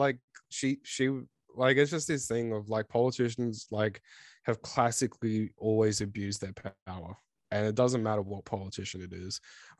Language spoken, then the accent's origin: English; Australia